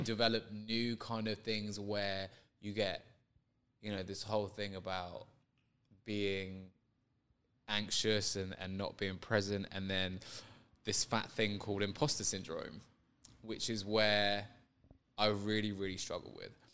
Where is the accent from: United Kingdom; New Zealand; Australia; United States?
United Kingdom; London; I grew up in London